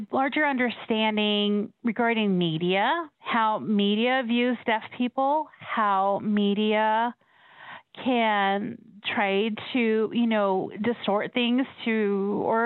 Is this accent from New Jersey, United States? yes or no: no; Colorado, United States; I was born and raised in Colorado